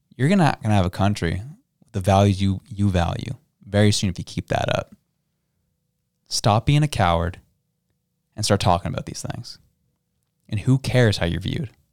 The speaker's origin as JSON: {"language": "English", "country": "Canada", "said": "we as a Canadian people are a conquered people"}